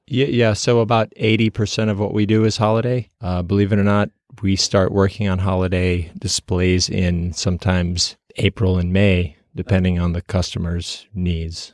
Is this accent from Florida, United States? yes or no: no; outside of Chicago, Illinois, United States; I was performing in a local theater group where I grew up outside of Chicago.